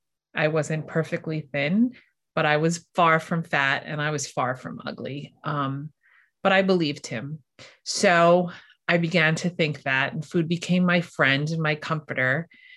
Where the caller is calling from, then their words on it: New York, United States; I'm here from New York. So I'm on the other side of the continent